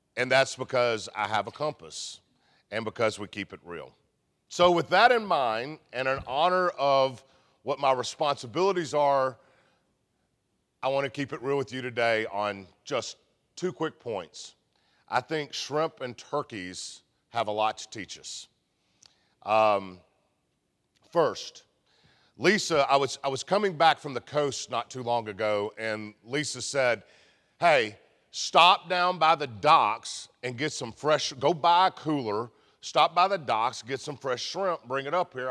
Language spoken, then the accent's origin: English; Memphis, Tennessee, United States; we're Southern, we're from Memphis